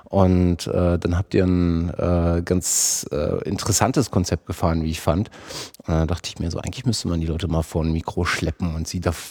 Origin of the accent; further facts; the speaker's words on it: Halle, Saxony-Anhalt, Germany; Ich komme auch aus Halle.